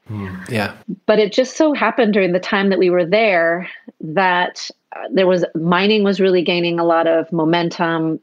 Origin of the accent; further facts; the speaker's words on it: Seattle, Washington, United States; moved away as an adult; also born or lived in Amsterdam / Sydney / Tokyo; I'm from Seattle originally